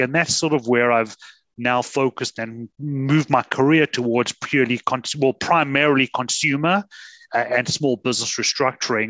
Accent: South Africa; moved away as an adult; now in Canada; So I'm originally from South Africa, came to Canada 23 winters ago

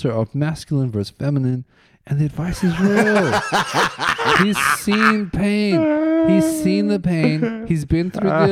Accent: Boksburg, Gauteng, South Africa; moved away; my town, I come from Boxburg

